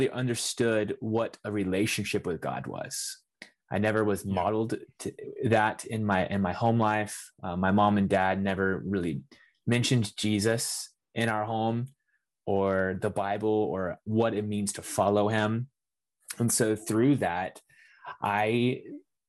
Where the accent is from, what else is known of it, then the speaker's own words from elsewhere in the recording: north of Houston, Texas, United States; I grew up in Texas, north of Houston, about an hour outside of the city